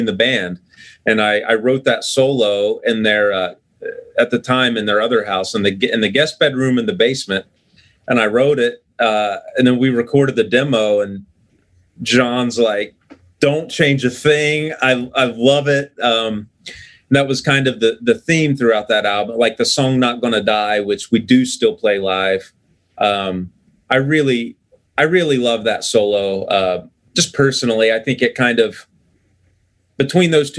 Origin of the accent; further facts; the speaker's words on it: Southern Ohio, United States; I'm from Ohio, but listen, Southern Ohio is not the North.